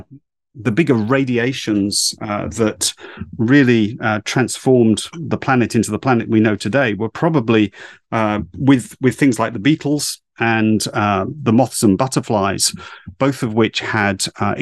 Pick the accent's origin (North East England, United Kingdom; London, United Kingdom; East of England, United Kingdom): East of England, United Kingdom; I grew up in Essex in the UK. In the late 60s, early 70s, I was out and about along the coast there, birdwatching and looking at nature at the time.